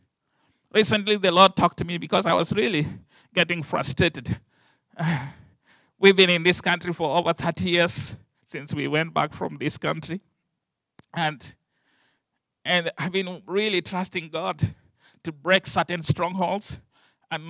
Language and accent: English; Kenya; I come from the Luo tribe.